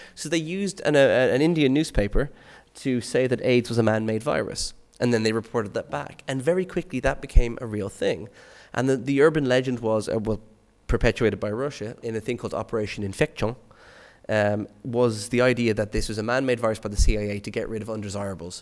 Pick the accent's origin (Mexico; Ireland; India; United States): Ireland; Skerries, Leinster; my hometown is a place called Skerries in, in Dublin